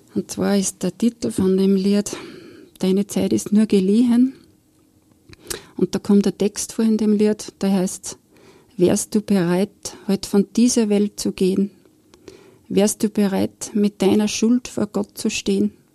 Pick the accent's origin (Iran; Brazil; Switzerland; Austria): Austria; Steyr, Upper Austria; also born or lived in Bad Hall; nach Steyr zurück in meine Heimat